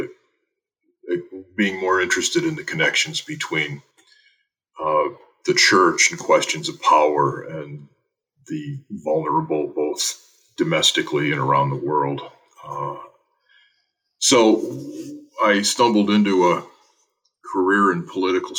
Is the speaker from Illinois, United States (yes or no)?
yes; Joliet, Illinois, United States; I grew up in Joliet, Illinois.